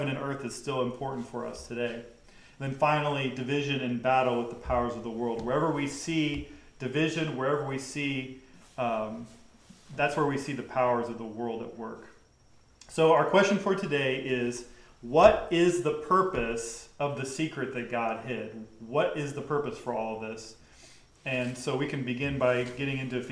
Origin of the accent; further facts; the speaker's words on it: the South, United States; I grew up in the South.